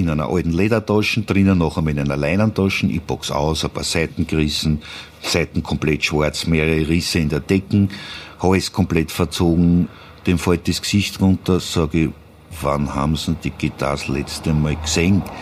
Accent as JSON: {"language": "German", "region": "Vienna", "country": "Austria", "said": "Und irgendwann einmal bin ich dann halt als Wiener natürlich auf die Kontragitarre gekommen."}